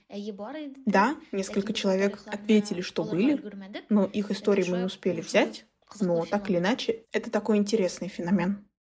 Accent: Russia; Даже несмотря на то, что мы выросли в Кряшинской деревне, нам привили такую любовь к

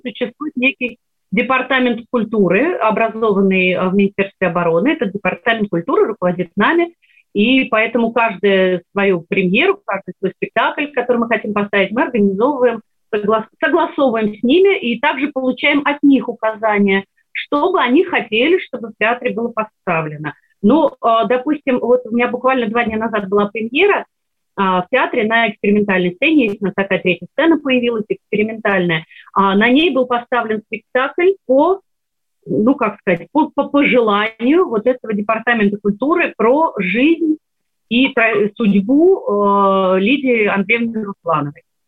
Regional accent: Sevastopol, Crimea, Ukraine; moved away; Я выросла в Севастополе, в городе русской славы

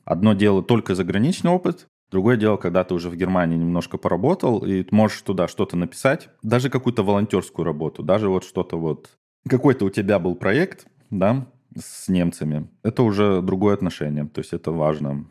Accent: Omsk, Omsk Oblast, Russia; now in Essen, Germany; я родился в Омске

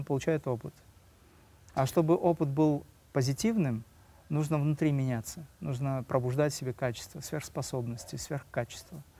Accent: Dagestan, Russia; я родился в Дагестане, да, у меня родители преподаватели

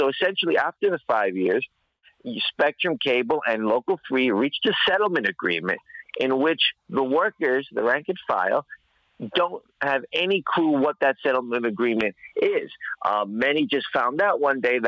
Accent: New York City, New York, United States; I'm from Queens, New York

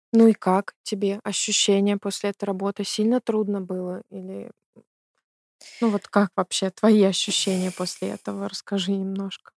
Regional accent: Belarus; moved away as an adult; now in Germany; я из Беларуси тоже

